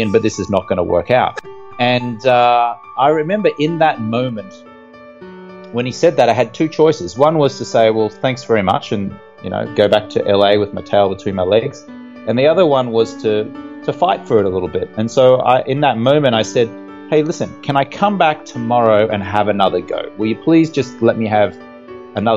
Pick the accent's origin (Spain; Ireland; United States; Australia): Australia; Brisbane, Queensland; moved away as an adult; also born or lived in London; I grew up in Brisbane in Australia